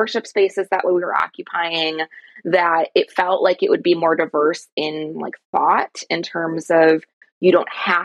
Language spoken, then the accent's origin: English; outside of Chicago, Illinois, United States; I grew up outside of Chicago